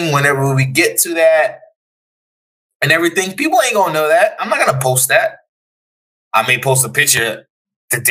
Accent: Jamaica; now in United States; I am Jamaican and I live in America

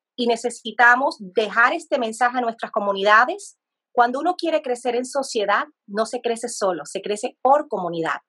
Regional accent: Colombia; now in United States; yo soy de Colombia como país

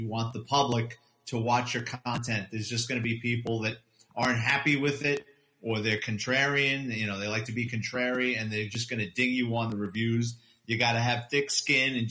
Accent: New York City, New York, United States; moved away as an adult; now in Florida, United States; born and raised in New York City

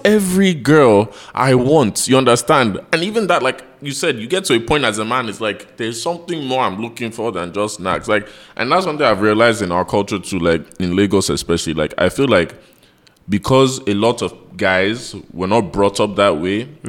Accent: United States; also born or lived in London; now in Nigeria; I grew up in America

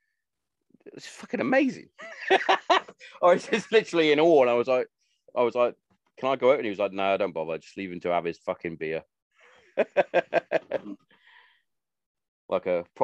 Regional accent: Hereford, West Midlands, United Kingdom; moved away as an adult; being from the mighty town of, or city, should I say, Hereford, that's my hometown

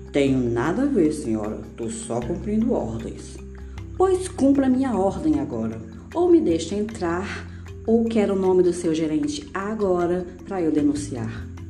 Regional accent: Ceará, Brazil; cearense completamente apaixonada pela minha terrinha, minha terra do sol

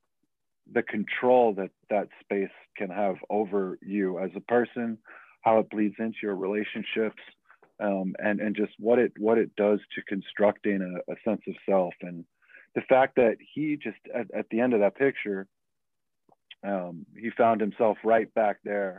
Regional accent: Boxford, Massachusetts, United States; also born or lived in Denver, Colorado; I grew up in Boxford for kindergarten through 8th grade

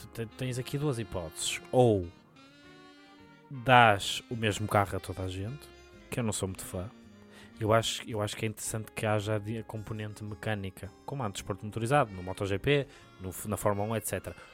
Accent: Portugal; Eu sou de Sedufeita

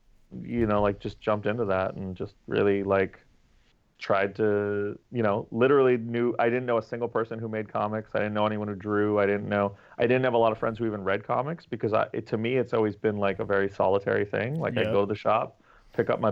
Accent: New York, United States; I was born in New York, lived here my whole life

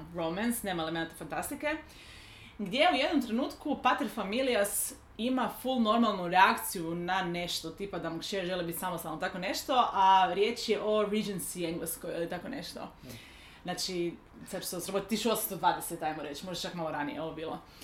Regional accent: Lika-Senj County, Croatia; kad sam ja bila tineđer u Hrvatskoj

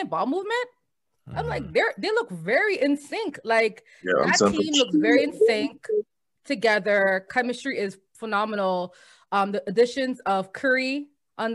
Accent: Trinidad & Tobago; moved away; in Trinidad, all we got was basketball games and only MJ games.

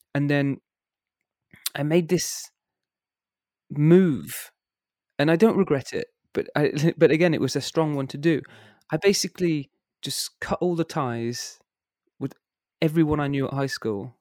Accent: Worcester, West Midlands, United Kingdom; moved away as an adult; now in Germany; I was born and grew up in a place called Worcester

